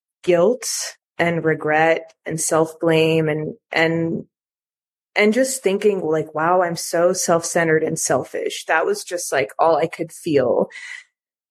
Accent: United States; my parents are both from Greece, but I grew up in the United States

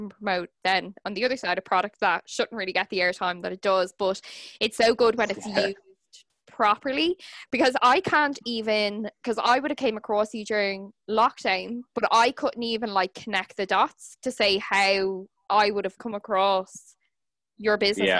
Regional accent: Dublin, Leinster, Ireland; also born or lived in Kilkenny; because like I grew up in Dublin, but then I moved back for university. And when I was, anytime I'm home in Kilkenny

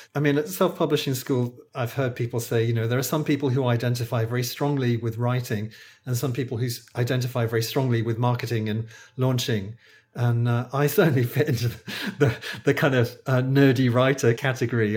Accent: United Kingdom; accent: British; moved away as an adult; now in Malaysia; I'm a British acupuncturist. I think you can probably tell from my accent, uh, but I don't live in the U K. I live in Malaysia.

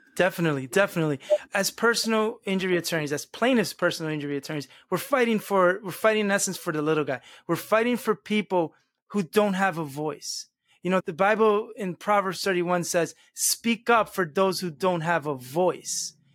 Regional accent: United States; first language Spanish; English is a second language; Spanish was actually my first language. I was born and raised in this country, but at home we only spoke Spanish

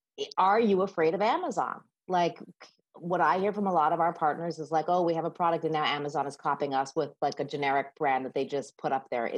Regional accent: Canada; we are both Canadian

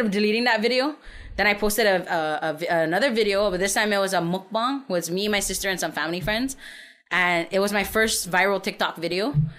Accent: San Antonio, Texas, United States; also born or lived in Saipan; I'm from Saipan. I grew up in San Antonio, uh, born and raised

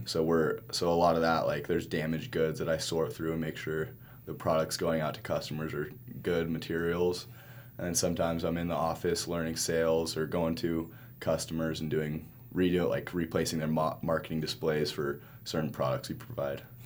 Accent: Salt Lake City, Utah, United States; also born or lived in Marshall Islands; we grew up in Salt Lake

